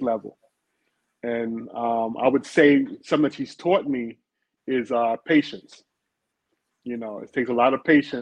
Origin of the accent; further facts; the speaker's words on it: New York City, New York, United States; born and raised in Brooklyn, New York, in the Brownsville section